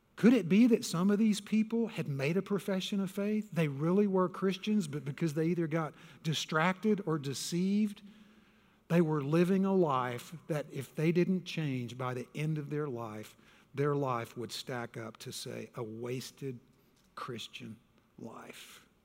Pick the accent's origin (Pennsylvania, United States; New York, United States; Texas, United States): Texas, United States; I was born and raised in Texas